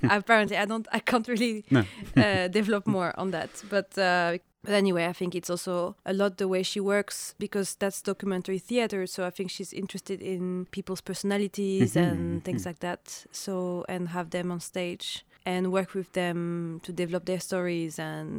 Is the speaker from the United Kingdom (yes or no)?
no; Paris, Île-de-France, France; now in Oslo, Norway; I grew up in Paris, in France, and my parents are both from Algeria.